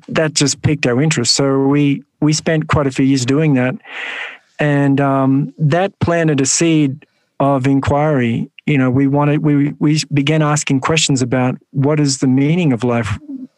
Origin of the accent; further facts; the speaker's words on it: Sydney, New South Wales, Australia; So I grew up in the western suburbs of Sydney in a housing commission home.